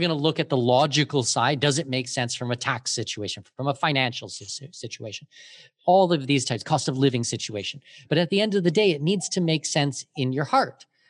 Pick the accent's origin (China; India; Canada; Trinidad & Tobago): Canada; moved away as an adult; also born or lived in Germany / Middle East; now in Panama; I'm Canadian with Danish heritage